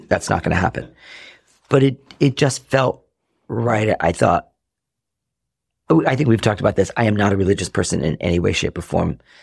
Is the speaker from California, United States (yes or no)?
no; Rhode Island, United States; now in Chicago, United States; I grew up in Rhode Island.